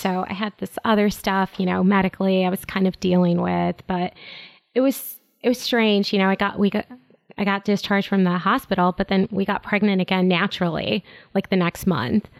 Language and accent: English; Chicago, Illinois, United States; I'm born and raised in Chicago